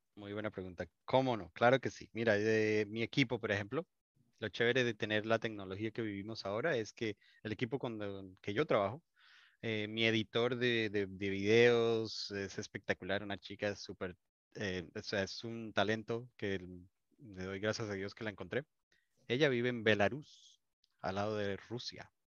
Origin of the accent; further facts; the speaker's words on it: Colombia; yo digo chévere, soy colombiano